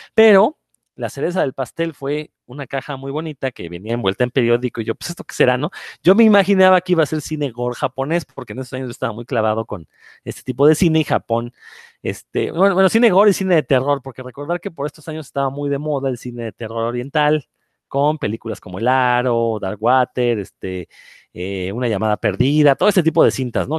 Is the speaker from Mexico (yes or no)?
yes; Mexico; soy el único mexicano